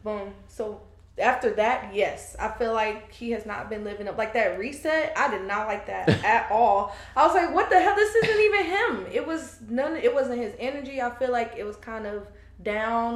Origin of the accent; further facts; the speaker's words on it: Fayetteville, North Carolina, United States; moved away as an adult; also born or lived in Trinidad; now in Charlotte, United States; I grew up in Fayetteville, but my family's from Trinidad